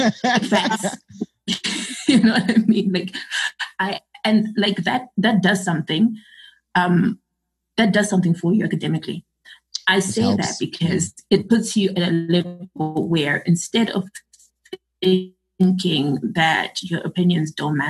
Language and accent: English; Zimbabwe; I'm from Zimbabwe.